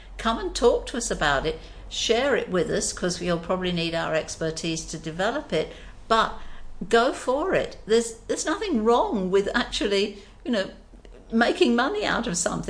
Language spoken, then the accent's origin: English; Australia; and we did it because we're Australian. We're proud of our animals.